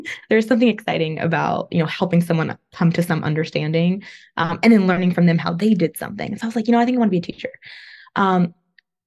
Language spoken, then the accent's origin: English; Northern California, United States; moved away as an adult; also born or lived in Los Angeles, California / Chapel Hill, North Carolina; now in Virginia, United States; I'm from California. Grew up there, Northern California, but then I also lived in Southern California for a while, in LA area